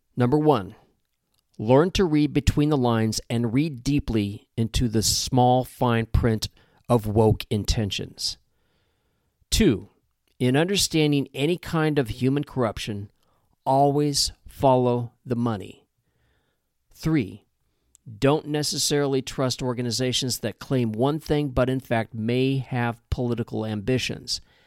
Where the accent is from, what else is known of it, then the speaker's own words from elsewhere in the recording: Midwest, United States; I grew up in the Midwest